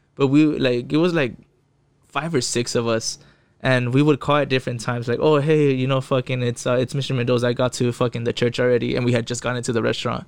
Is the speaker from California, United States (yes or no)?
yes; Fontana, California, United States; first language Spanish; English is a second language; also born or lived in West Covina, California; I was born in West Covina, L A County, but I, I grew up in the I E, you know, in an empire